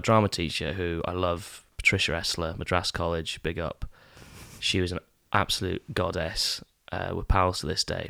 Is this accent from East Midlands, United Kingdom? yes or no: no; East Neuk, Scotland, United Kingdom; also born or lived in England; I grew up in the East Nuke